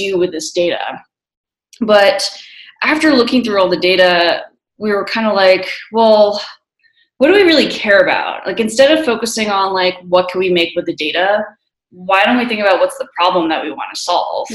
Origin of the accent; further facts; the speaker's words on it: New Jersey, United States; also born or lived in New York City / Tallahassee, Florida / Miami / Washington, D.C.; now in Colorado, United States; I grew up in New Jersey